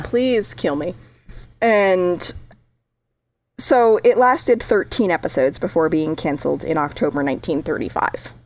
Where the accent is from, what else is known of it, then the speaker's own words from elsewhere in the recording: New England, United States; I grew up in New England